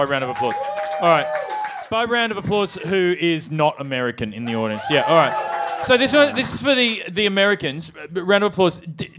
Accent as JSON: {"language": "English", "country": "Australia", "said": "I'm Australian after all."}